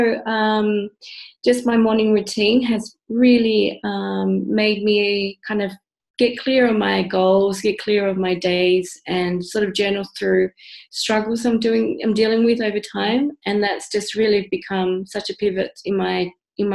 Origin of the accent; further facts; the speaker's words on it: Australia; moved away as an adult; also born or lived in Central America; now in Netherlands; I grew up in Australia, moved to the Netherlands, but I was born in Central America